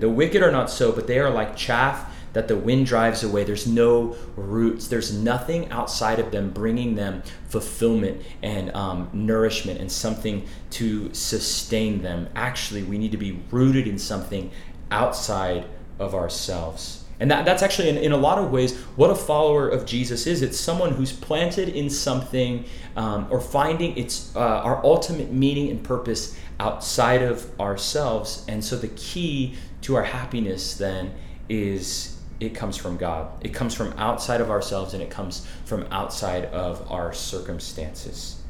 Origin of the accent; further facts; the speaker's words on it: Arizona, United States; I, I grew up in Arizona